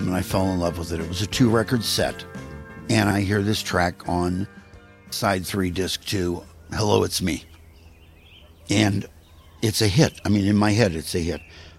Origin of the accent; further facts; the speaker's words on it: Shaker Heights, Ohio, United States; I grew up in Shaker Heights, Ohio, which is sort of the Scarsdale, New York of the Midwest.